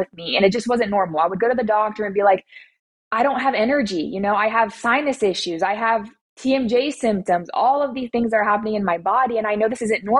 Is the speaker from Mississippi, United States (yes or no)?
no; Atlanta, Georgia, United States; I'm 23 years old, and I'm from Atlanta, Georgia.